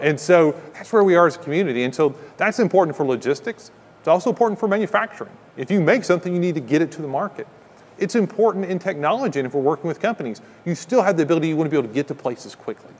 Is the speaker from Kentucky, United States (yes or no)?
yes; Kentucky, United States; now in Ocala, United States; I'm from Kentucky